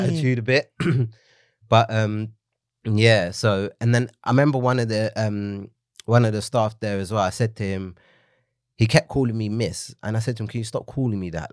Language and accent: English; London, United Kingdom; it was on the road that I grew up in in Leytonstone.